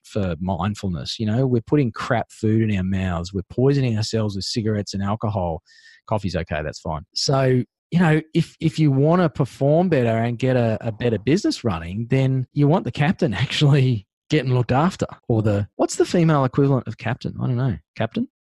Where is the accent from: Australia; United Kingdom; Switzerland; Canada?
Australia; Sunshine Coast, Queensland; now in Darling Downs, Australia; where I used to live and, and where I grew up was on the Sunshine Coast in Queensland.